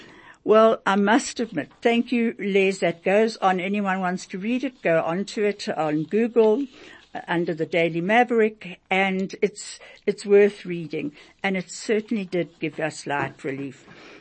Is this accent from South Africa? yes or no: yes; South Africa; As an Indian kid growing up in apartheid South Africa, rugby was never on my radar.